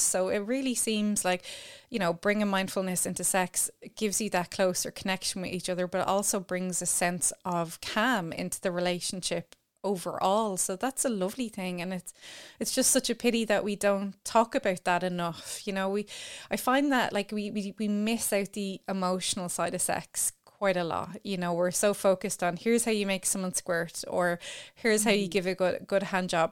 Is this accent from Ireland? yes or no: yes; Ireland; as Irish people